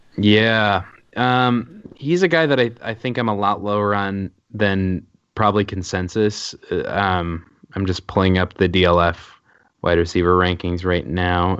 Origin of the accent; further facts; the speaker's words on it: Milwaukee, Wisconsin, United States; moved away; I'm actually from Milwaukee, Wisconsin originally